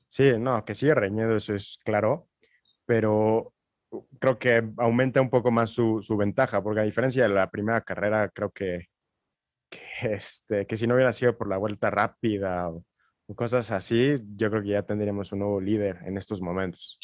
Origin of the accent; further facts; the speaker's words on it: Mexico; como mexicano y como compatriota